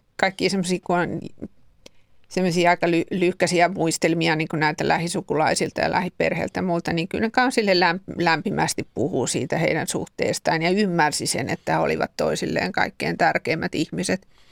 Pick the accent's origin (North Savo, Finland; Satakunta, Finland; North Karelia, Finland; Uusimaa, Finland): Uusimaa, Finland; Helsinki; Helsingissä sitä aika pian on rakennettu puukäpylää, josta itse olen sattumoisin kotosin